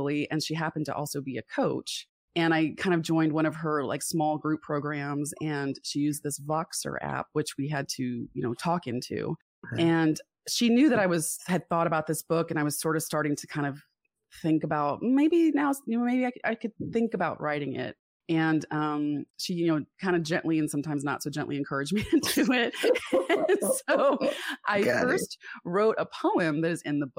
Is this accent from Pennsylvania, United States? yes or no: no; South Florida, United States; also born or lived in Atlanta, Georgia; I was born in Atlanta and I moved to South Florida when I was six